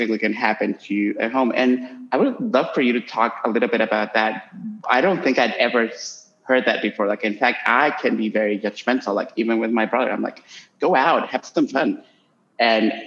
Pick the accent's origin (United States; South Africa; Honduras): Honduras; moved away; I'm currently in my home country in Honduras